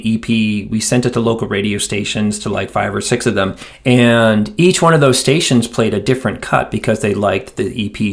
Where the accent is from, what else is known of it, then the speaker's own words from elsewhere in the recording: Quincy, Massachusetts, United States; moved away as an adult; also born or lived in Dorchester, Massachusetts / Cambridge, Massachusetts; now in Asheville, United States; we moved south a few miles away to a town called Quincy, Massachusetts, which is still the town that I consider my hometown